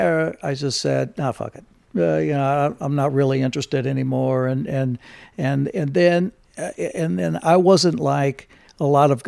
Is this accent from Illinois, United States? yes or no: yes; East St. Louis, Illinois, United States; now in California, United States; growing up in East St. Louis and, you know, things that happened when, you know, when I was young, and then things that happened when I moved to California